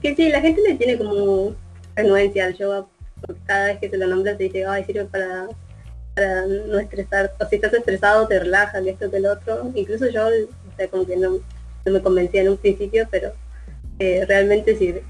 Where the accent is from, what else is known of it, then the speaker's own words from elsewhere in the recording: Merlo, Buenos Aires Province, Argentina; soy de Merlo